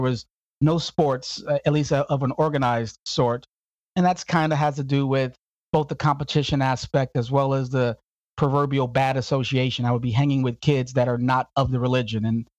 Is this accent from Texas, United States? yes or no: yes; Houston, Texas, United States; also born or lived in Chicago / Phoenix; I was born in the South Side of Chicago. In my early years, maybe 3 or 4, my parents divorced and we moved to Houston. Houston for about 2 years, I think it was. And then from Houston to the other extreme, the dry extreme of Phoenix, Arizona